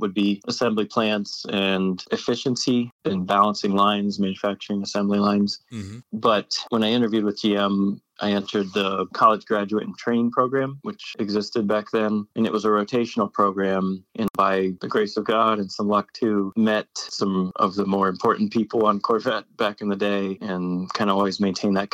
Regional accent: Central Ohio, United States; moved away as an adult; I grew up near Mid-Ohio, so have that background of a racetrack about an hour away, a really good racetrack

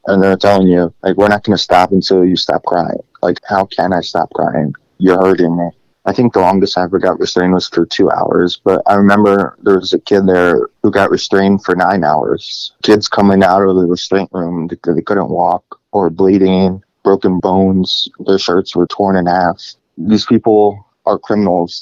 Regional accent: Greenwich, Connecticut, United States; moved away; also born or lived in Russia / Stockton, Missouri; I was adopted from Russia when I was 3 years old and actually grew up in Greenwich, Connecticut.

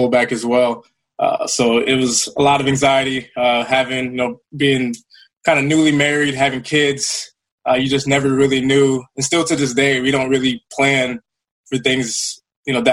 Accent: Minnesota, United States; to be in my home state and be close to family

